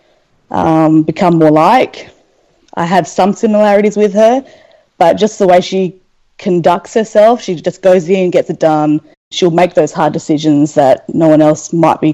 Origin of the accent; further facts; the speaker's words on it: Australia; I'm from Australia